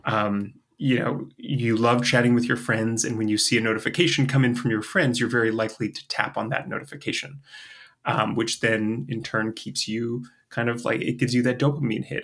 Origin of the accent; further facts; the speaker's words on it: Canada; also born or lived in Europe / Asia; now in United States; I'm a Canadian who lives in the States